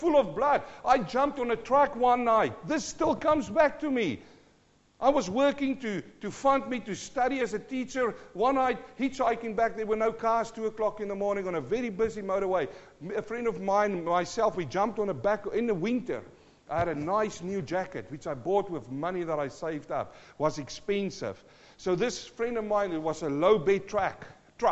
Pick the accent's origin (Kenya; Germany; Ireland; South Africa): South Africa; accent: South African; also born or lived in New Zealand; now in Australia; I'm born South African-born Kiwi who's now in Australia